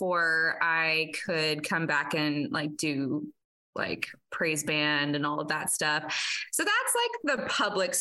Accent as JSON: {"language": "English", "region": "East Texas", "country": "United States", "tie": "born or raised there", "also_born_or_lived": "Western Kansas / Eastern Kansas / Nebraska", "moved": "as an adult", "said": "I grew up in East Texas, and I was born Methodist"}